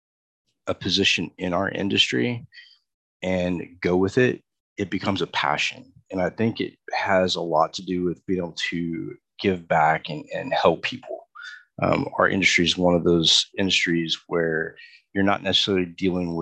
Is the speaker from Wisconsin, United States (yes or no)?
no; Texas, United States; I'm from Texas